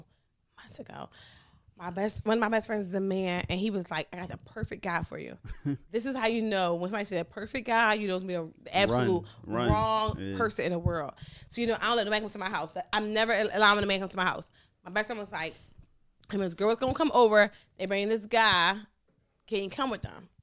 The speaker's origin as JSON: {"language": "English", "town": "Philadelphia", "region": "Pennsylvania", "country": "United States", "tie": "born or raised there", "said": "I was from North Philly"}